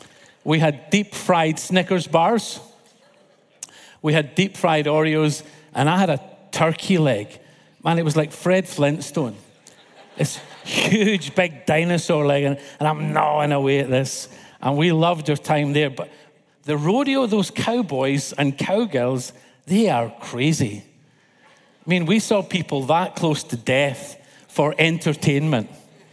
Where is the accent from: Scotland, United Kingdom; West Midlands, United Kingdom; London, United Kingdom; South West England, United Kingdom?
Scotland, United Kingdom; I'm from Scotland. Do you understand my accent?